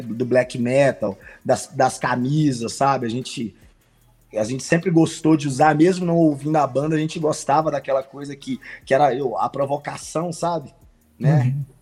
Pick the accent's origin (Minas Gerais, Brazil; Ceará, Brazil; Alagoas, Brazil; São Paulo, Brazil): Minas Gerais, Brazil; Santa Luzia; eu sou de Santa Luzia